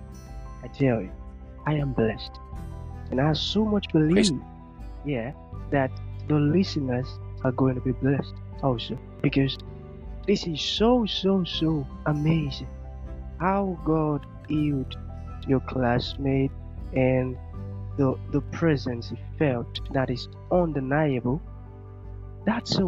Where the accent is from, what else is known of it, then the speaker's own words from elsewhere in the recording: Nigeria; I'm a Nigerian.